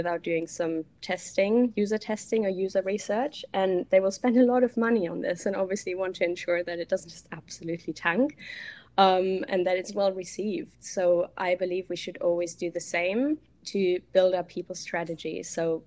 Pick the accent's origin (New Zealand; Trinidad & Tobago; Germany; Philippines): Germany; English is a second language; moved away; I'm originally from Germany, as you might hear.